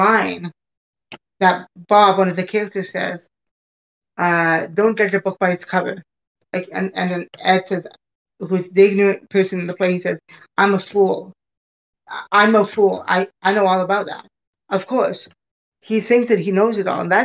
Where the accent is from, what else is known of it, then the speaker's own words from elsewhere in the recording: Hamilton, Ontario, Canada; now in United States; I was born in Canada. Born at McMaster Hospital